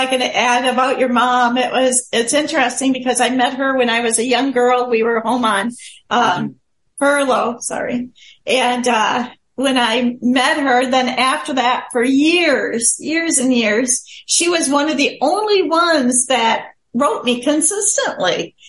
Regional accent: Chad; born there; Some of you might know I was born in Chad, Africa. I was born to missionary parents, so I consider myself African American because being born there.

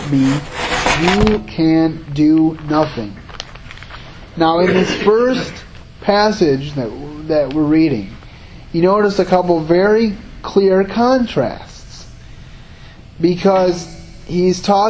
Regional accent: Grand Rapids, Michigan, United States; also born or lived in Howard City, Michigan; I grew up in the Grand Rapids area, and then I moved a little north of Grand Rapids, about 45 minutes north of Grand Rapids, so about an hour away from here, to a little town called the village of Howard City

